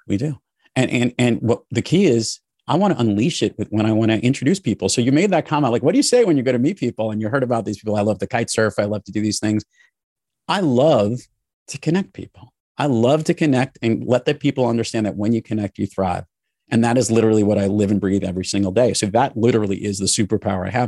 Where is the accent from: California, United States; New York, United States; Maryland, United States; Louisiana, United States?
New York, United States; New York City; I grew up in New York City and in the New York area my entire life